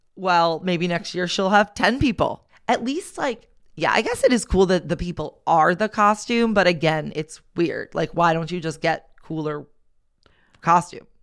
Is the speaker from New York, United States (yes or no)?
yes; Long Island, New York, United States; where we grew up on Long Island